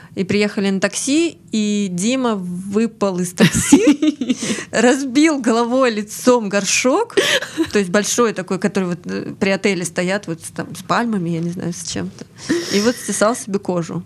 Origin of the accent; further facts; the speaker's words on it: Ryazan, Ryazan Oblast, Russia; also born or lived in Saint Petersburg; now in Krasnodar, Russia; я выросла в Рязани